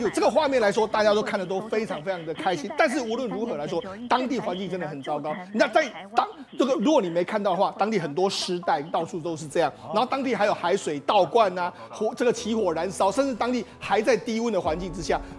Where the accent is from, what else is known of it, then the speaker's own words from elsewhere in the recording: Taiwan; 那当然更让我们台湾人感动的是，